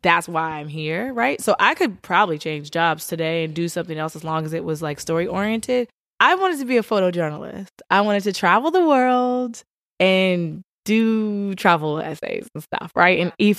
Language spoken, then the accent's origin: English; Richmond, Virginia, United States; I'm from Richmond, Virginia. I am a daughter of a preacher and a teacher. I went to Howard University, Bison.